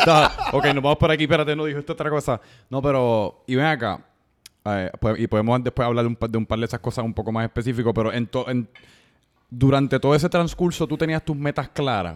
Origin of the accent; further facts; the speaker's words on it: Puerto Rico; los puertorriqueños tradicionalmente han sido bien buenos en pelotas